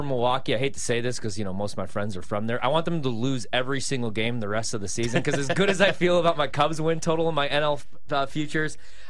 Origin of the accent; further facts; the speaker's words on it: Slovenia; I did, too. It's my home country.